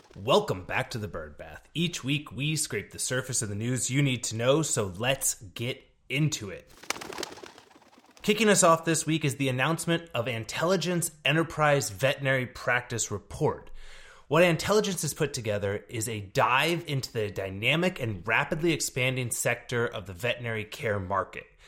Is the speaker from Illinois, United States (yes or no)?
no; Texas, United States; a city in my, my home state here in Texas, El Paso